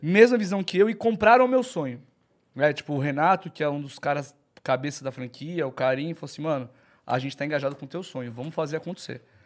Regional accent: Santos, São Paulo, Brazil; Sou, nasci em Santos.

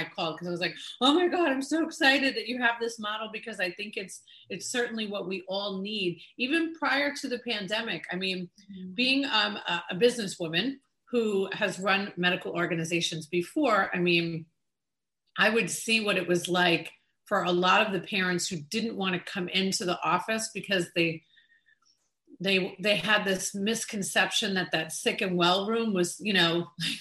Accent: New York, United States; the Latin flavor that I grew up with in New York

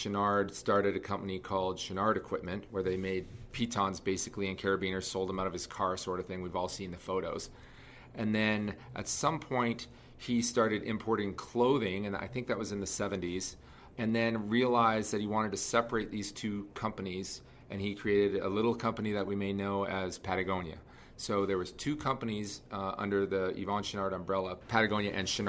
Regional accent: Canada; moved away as an adult; also born or lived in Toronto, Canada / Calgary, Canada; now in Salt Lake City, United States; I'm from Canada, and I was near Toronto, living in Toronto. And then I moved out to Calgary

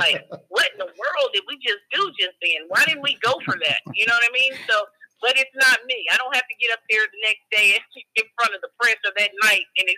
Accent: East Texas, United States; we're from Texas. We're from East Texas

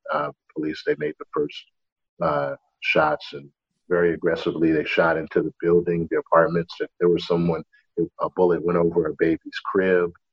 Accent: New York City, New York, United States; moved away as an adult; growing up in Brooklyn, it's very diverse

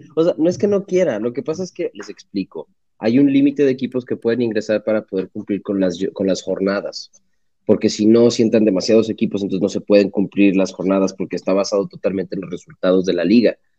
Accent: Mexico; soy mexicano

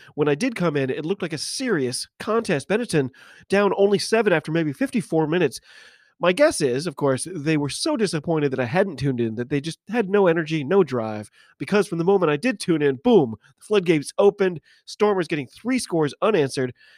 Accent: United States; I'm an American rugby fan

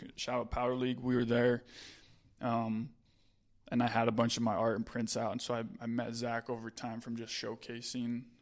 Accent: Utah, United States; I'm from Utah

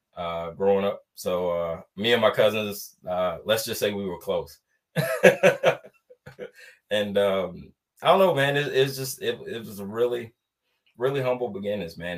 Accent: Atlanta, Georgia, United States; moved away as an adult; I was born and raised in Atlanta, Georgia

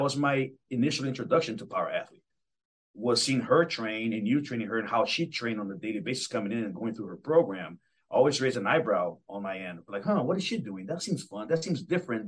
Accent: Belo Horizonte, Minas Gerais, Brazil; now in Seattle, United States; I'm originally from Brazil

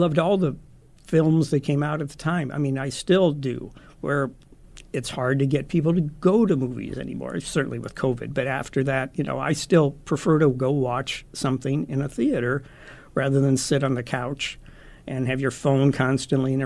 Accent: Omaha, Nebraska, United States; moved away as an adult; also born or lived in Los Angeles; I was born in Omaha, grew up here

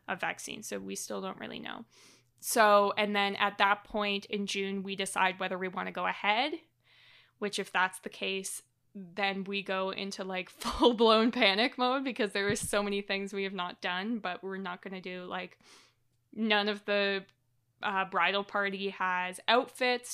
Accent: Canada; as a Canadian

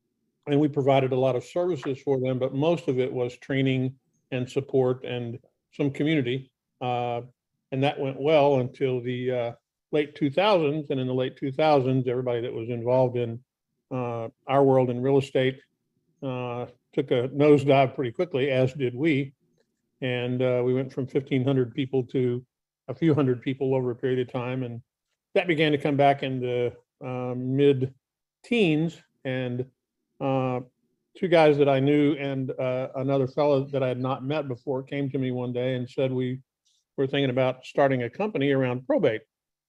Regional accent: Kentucky, United States; also born or lived in Virginia / New York / California / Texas; So I grew up in Kentucky. I've kind of lived all over the place.

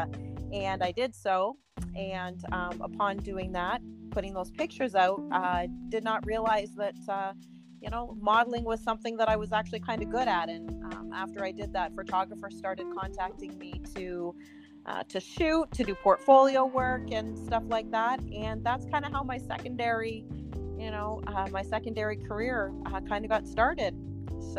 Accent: Burlington, Ontario, Canada; moved away; I'm originally from Burlington, Ontario, Canada. So that's where I was born and raised

